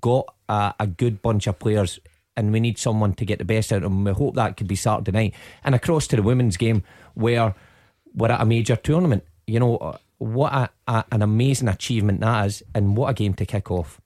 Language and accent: English; Scotland, United Kingdom; being Scottish